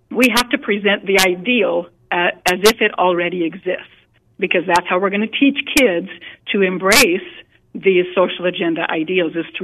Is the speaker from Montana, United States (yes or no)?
yes; Montana, United States; I put together a writers' conference, it's been about eight years ago, in my home state of Montana.